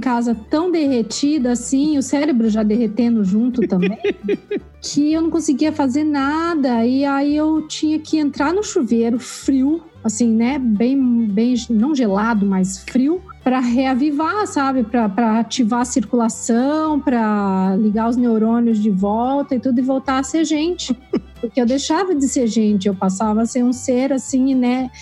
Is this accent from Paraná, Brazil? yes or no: yes; Curitiba, Paraná, Brazil; moved away as an adult; now in Canada; eu sou nasci em Curitiba, né? eu vivi lá boa, boa, até boa parte assim da minha vida